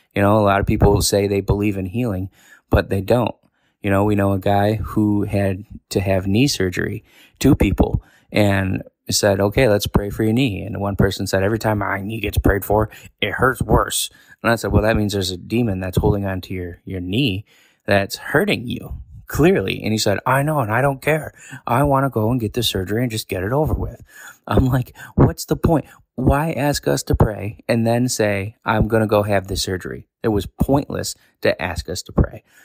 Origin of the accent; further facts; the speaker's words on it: New York, United States; moved away as an adult; now in Tennessee, United States; I live most of my life in New York.